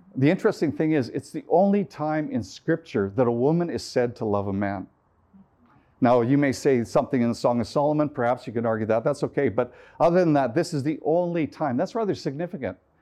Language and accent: English; Canada; I'm from Canada